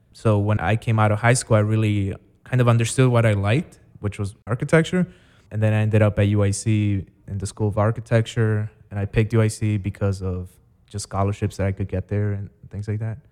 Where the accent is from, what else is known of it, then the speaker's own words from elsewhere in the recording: Chicago, Illinois, United States; also born or lived in Guatemala / Maryland; I grew up in the south side of the city near Midway Airport